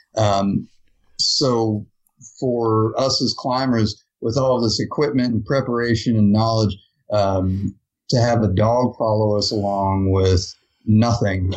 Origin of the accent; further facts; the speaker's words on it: Ohio, United States; moved away; I grew up in Ohio